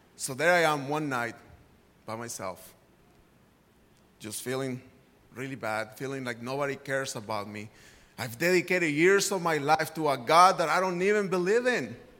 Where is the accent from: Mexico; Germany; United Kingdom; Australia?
Mexico; Guadalajara, Jalisco; moved away; I grew up in Guadalajara, Mexico